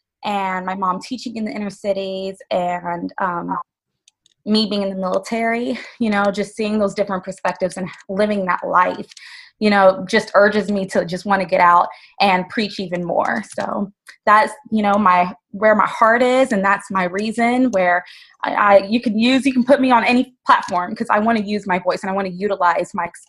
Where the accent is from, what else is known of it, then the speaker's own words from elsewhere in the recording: Cincinnati, Ohio, United States; also born or lived in Atlanta; I currently live in Cincinnati. I was raised in Cincinnati, born in Atlanta.